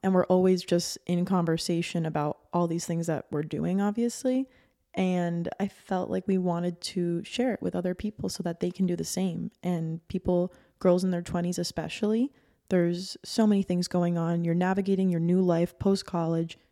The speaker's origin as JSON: {"language": "English", "town": "Miami Beach", "region": "Florida", "country": "United States", "tie": "born or raised there"}